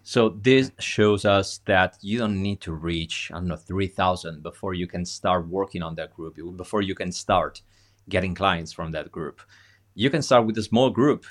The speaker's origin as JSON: {"language": "English", "country": "Italy", "said": "being an Italian"}